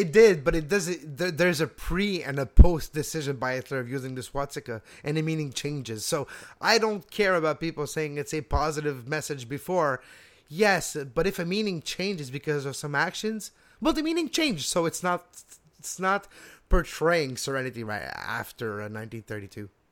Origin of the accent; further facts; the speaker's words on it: Montreal, Quebec, Canada; also born or lived in Laval; I was brought up in Montreal and Laval.